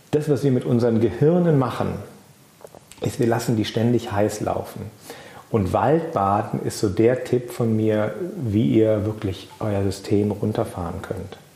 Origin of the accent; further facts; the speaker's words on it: Germany; Bei uns in Deutschland